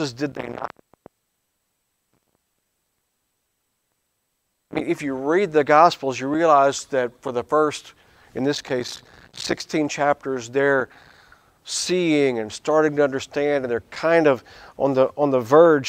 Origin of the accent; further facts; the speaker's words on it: Louisiana, United States; I grew up in Louisiana